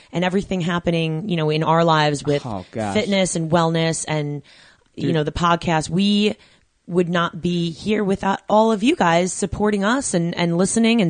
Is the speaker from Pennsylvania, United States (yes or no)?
no; Babylon, New York, United States; you and I are Long Island bred. I grew up about 25 minutes away from you